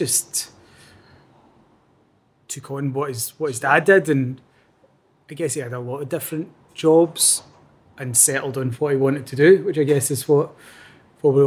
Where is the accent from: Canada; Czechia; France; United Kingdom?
United Kingdom; Clyde Valley, between Lanark and Hamilton, Scotland; also born or lived in Strathaven; where I grew up isn't quite Lanark. It's kind of in the Clyde Valley, kind of probably about halfway between Lanark and Hamilton.